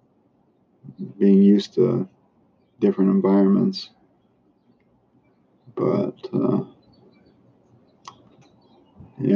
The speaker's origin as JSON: {"language": "English", "town": "Chicago", "region": "Illinois", "country": "United States", "moved": "yes", "lives_now": "Florida, United States", "said": "I'm from Chicago area"}